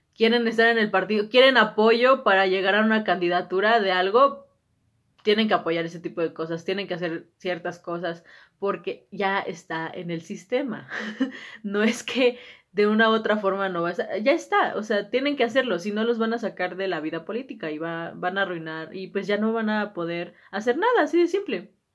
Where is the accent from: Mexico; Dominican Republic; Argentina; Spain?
Mexico; nosotros como sociedad mexicana